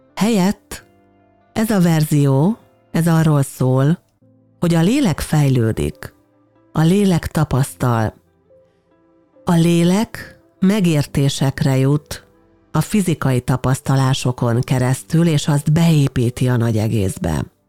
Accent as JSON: {"language": "Hungarian", "country": "Hungary", "said": "mi Magyarországon magyarként egy olyan európai kultúrkörbe születtünk bele"}